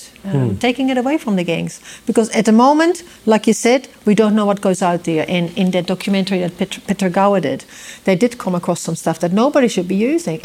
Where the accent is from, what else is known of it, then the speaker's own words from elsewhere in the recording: Netherlands; moved away as an adult; also born or lived in Amsterdam; now in New Zealand; Not only did I live in Holland for 25 years